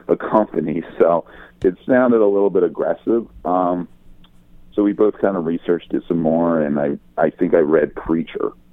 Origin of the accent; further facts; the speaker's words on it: Philadelphia, Pennsylvania, United States; moved away as an adult; also born or lived in Los Angeles; I'm from Philadelphia originally. I'm from the East Coast